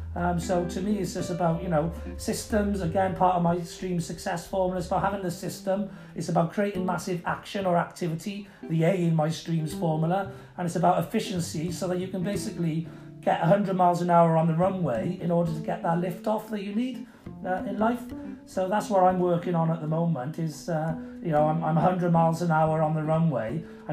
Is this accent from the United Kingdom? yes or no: yes; United Kingdom; I'm a Brit myself, you know, but I am a Brit. I'm not a Welshman or an Englishman or Irishman